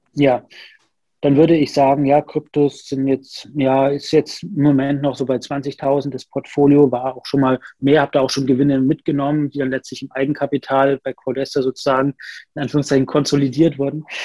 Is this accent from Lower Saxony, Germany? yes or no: no; Nuremberg, Bavaria, Germany; also born or lived in Rostock; now in Berlin, Germany; Ursprünglich komme ich aus Nürnberg